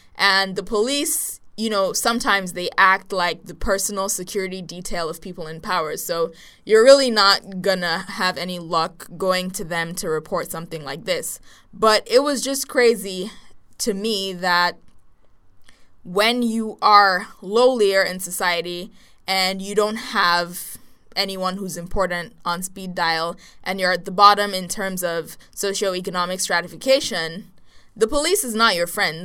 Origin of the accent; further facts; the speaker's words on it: Nigeria; from Nigeria